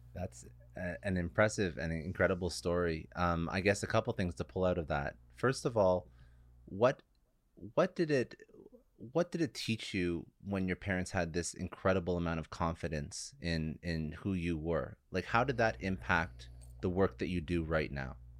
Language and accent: English; Canada; I'm Canadian